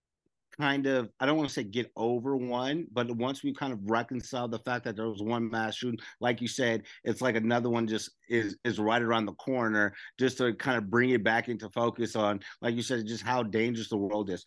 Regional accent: Las Vegas, Nevada, United States; born or raised there

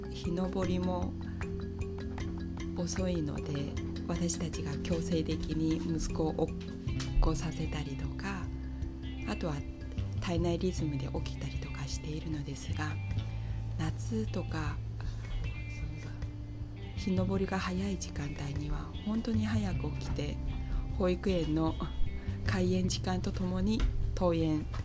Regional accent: China; now in Japan; まあ、中国出身だから

